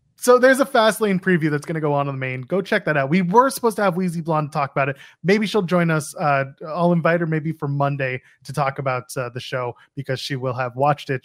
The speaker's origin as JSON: {"language": "English", "country": "Canada", "said": "I'm Canadian"}